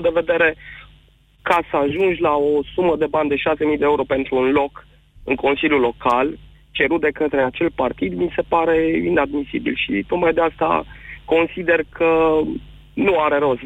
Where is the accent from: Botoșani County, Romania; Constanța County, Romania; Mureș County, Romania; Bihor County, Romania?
Constanța County, Romania; Constanța; Din Constanța sunt